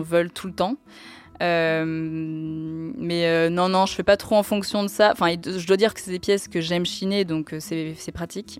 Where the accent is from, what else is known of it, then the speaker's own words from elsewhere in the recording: Tours, Centre-Val de Loire, France; à Tours, euh, là d'où je viens